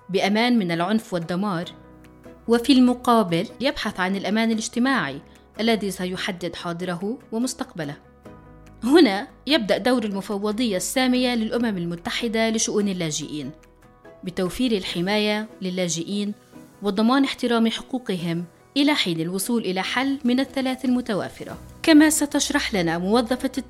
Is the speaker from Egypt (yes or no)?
no; Iraq; now in Jordan; لان هنا حاولنا نحصل احنا كعراقيين على تصاريع عمل ما قدرنا نهائيا